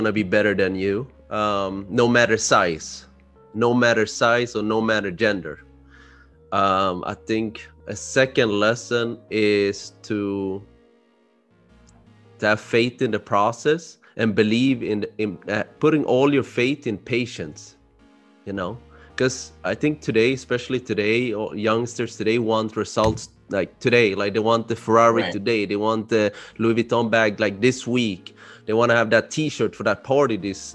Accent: Sweden; moved away as an adult; also born or lived in Barcelona; I'm born and raised in Sweden. My parents are from Cambodia.

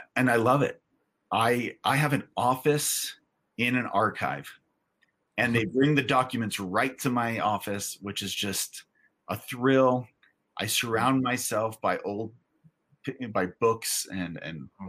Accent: California, United States; I grew up in California

